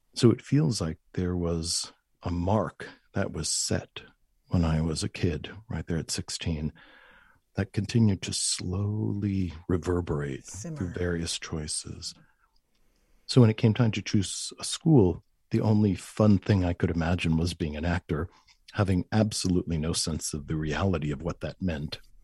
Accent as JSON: {"language": "English", "town": "Huntington", "region": "New York", "country": "United States", "tie": "born or raised there", "said": "the school system in Long Island, where I was raised, I was raised in Huntington"}